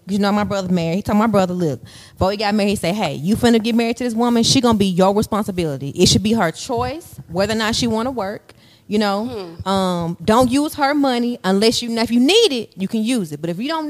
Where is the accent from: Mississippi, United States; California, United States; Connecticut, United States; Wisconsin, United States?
Mississippi, United States; I'm from Mississippi.